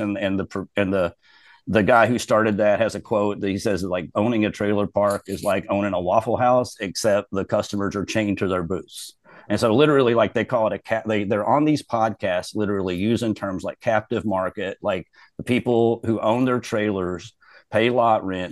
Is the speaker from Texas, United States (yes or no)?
no; Robertson County, Kentucky, United States; now in Louisville, United States; I'm from Robertson County, which is the smallest county in the state